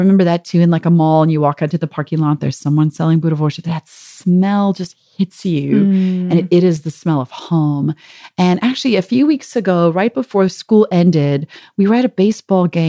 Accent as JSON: {"language": "English", "country": "South Africa", "tie": "born or raised there", "moved": "yes", "said": "growing up in South Africa"}